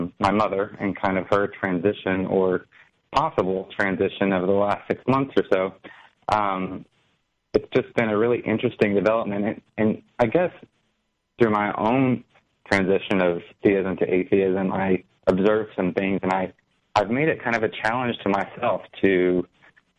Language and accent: English; Alabama, United States; I've always lived in Alabama, the land of cotton